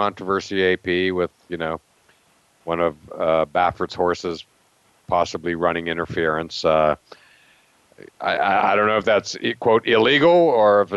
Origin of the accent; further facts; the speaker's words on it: Western Pennsylvania, United States; as a Steelers fan growing up in Western PA